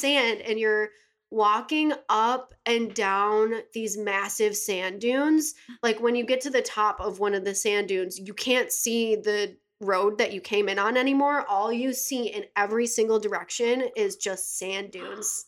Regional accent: Buffalo, New York, United States; moved away as an adult; also born or lived in California; I'm from Buffalo. I went to Williamsville South

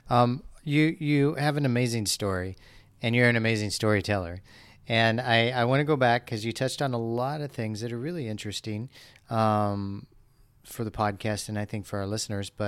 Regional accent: Los Angeles, California, United States; I grew up in Los Angeles.

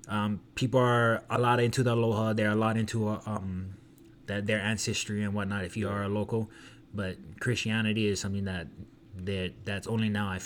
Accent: Waianae, Hawaii, United States; growing up and being from Hawaii and in the MMA community, and like where I raised up is not the best.

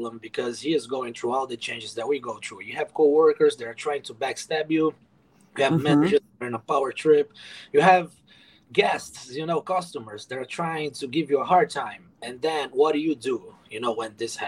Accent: Brazil; moved away as an adult; now in United States; I moved to America in 2014. I'm originally from Brazil

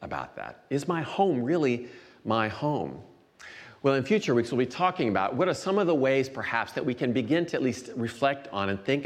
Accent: Iowa, United States; moved away as an adult; now in Chicago area, United States; I grew up in Iowa for the first 24 years or so of my life, and then moved to the Chicago area in 1992

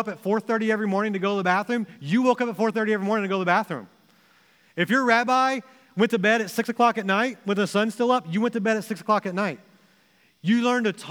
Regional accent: Texas, United States; moved away as an adult; also born or lived in Springfield, Missouri; now in Ohio, United States; when I was growing up in Texas in middle school

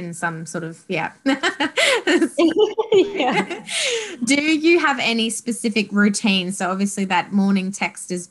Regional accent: Australia; I'm from Australia

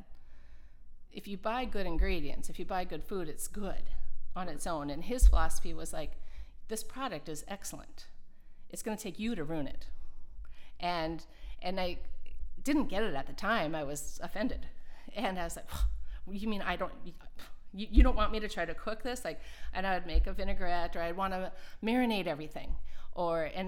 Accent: Minnesota, United States; accent: Minnesota; moved away; also born or lived in Colorado; my Minnesota accent

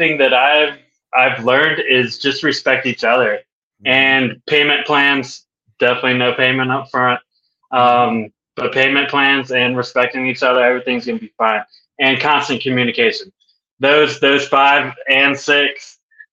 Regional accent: Virginia Beach, Virginia, United States; accent: Southern; also born or lived in Wisconsin; I'm from Virginia Beach.

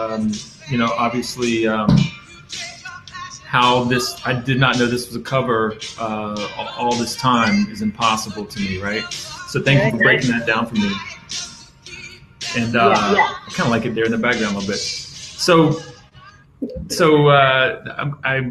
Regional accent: Safety Harbor, Florida, United States; I'm from Safety Harbor in the Tampa Bay area

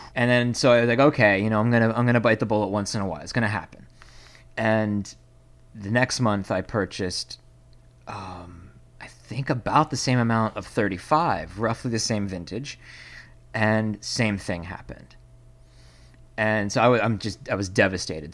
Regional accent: Pennsylvania, United States; now in Seattle, United States; originally from Pennsylvania, which is a state

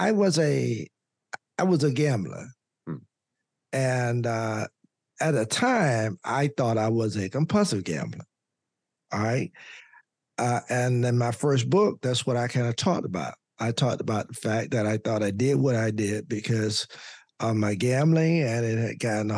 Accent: Louisburg, North Carolina, United States; I was the only African-American lawyer practicing in my home state, in my hometown

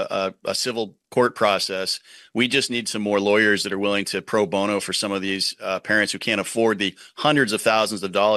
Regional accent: Maine, United States

